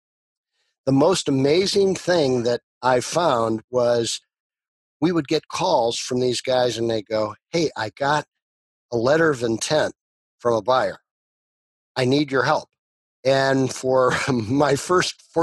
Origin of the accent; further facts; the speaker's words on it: Chicago, Illinois, United States; growing up in the Chicago area